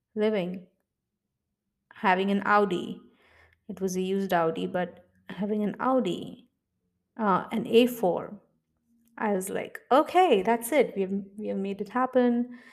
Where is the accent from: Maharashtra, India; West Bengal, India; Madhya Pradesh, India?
Maharashtra, India; Mumbai; I'm originally from India. Uh, I was born and brought up in Mumbai.